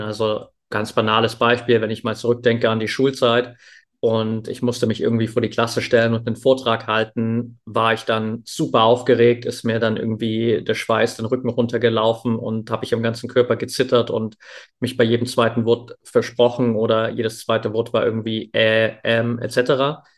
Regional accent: near Dresden, Saxony, Germany; Ich bin in der Nähe von Dresden aufgewachsen

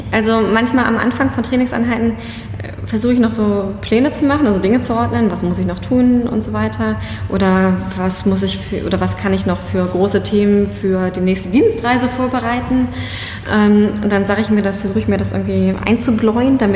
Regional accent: Schleswig-Holstein, Germany; Ich bin eh, ich komme aus Schleswig-Holstein, ne?

